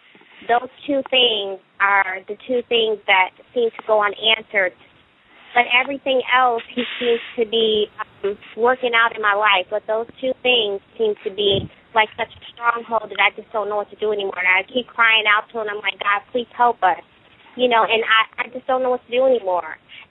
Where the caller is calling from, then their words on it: Columbus, Ohio, United States; I'm from Columbus, Ohio.